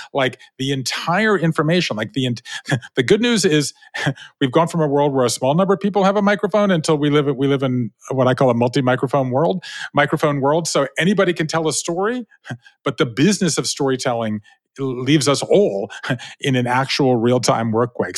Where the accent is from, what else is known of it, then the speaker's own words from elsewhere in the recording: Savannah, Georgia, United States; moved away; I grew up in Savannah, Georgia, right? Five generations of Jews in the South